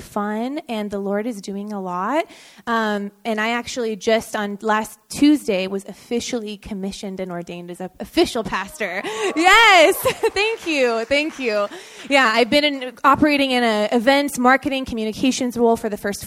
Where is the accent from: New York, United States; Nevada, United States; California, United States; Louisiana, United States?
California, United States; San Jose; also born or lived in Davis, California / San Francisco, California; I'm from San Jose, born and raised